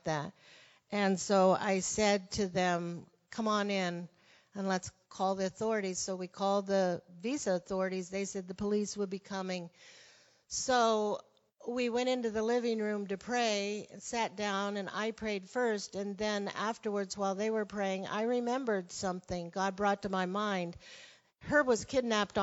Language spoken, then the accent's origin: English; Arizona, United States; moved away as an adult; also born or lived in Brazil / Portugal / Russia; I was from Arizona